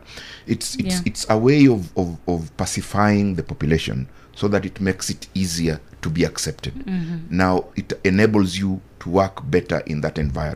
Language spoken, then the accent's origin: English; Kenya; I'm a Kenyan